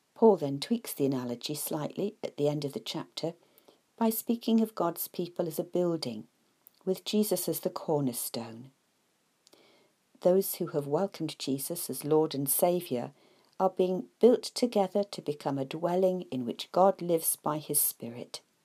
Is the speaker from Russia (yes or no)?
no; United Kingdom; I am a British citizen